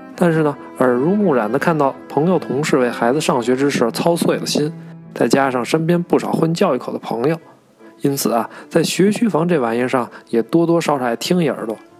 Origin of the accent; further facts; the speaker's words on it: Beijing, China; 我从小就是在西城长大的